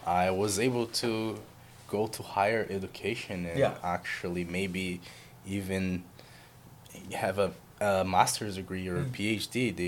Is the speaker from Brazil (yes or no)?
yes; southern Brazil, Brazil; moved away as an adult; now in San Diego, United States; I actually am originally from Brazil, Southern part of Brazil